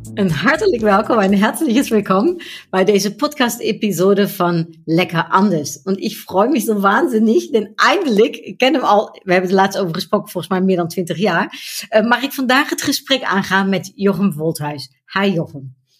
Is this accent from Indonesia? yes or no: no; Germany; Mijn moeder is ook Duits, mijn vader is Nederlands, maar ik ben in Duitsland opgegroeid